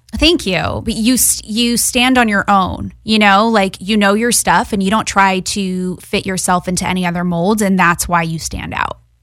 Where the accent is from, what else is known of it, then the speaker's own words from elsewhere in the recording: Los Angeles, California, United States; I grew up in Westwood.